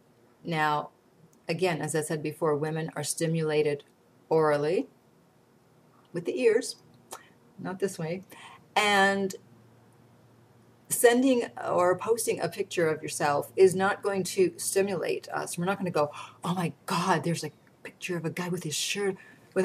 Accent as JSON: {"language": "English", "country": "Canada", "said": "I'm Canadian"}